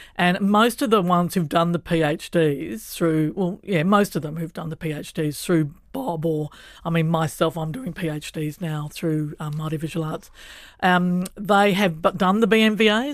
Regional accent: Australia; moved away as an adult; also born or lived in Kuku, Horowhenua, New Zealand; now in Island Bay, Wellington, New Zealand; I wasn't Indigenous to Australia, even though we grew up in a rural environment where I knew we were on Pangarang country

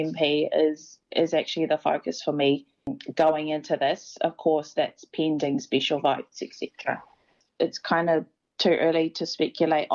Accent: New Zealand; I'm a New Zealander.

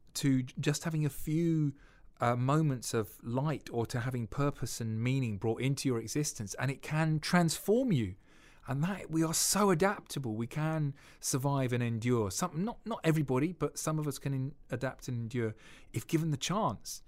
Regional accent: United Kingdom; we're too British

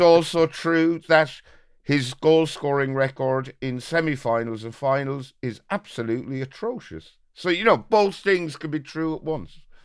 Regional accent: Birr, Ireland; my hometown of Borough

